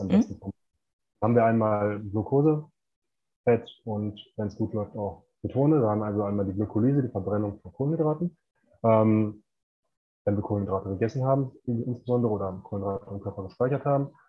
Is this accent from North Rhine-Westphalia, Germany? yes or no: yes; Bochum, North Rhine-Westphalia, Germany; moved away as an adult; now in Mexico; ich komme ursprünglich aus Bochum, das ist im Ruhrgebiet und ähm, ja, arbeite jetzt mittlerweile ortsunabhängig aus Mexiko.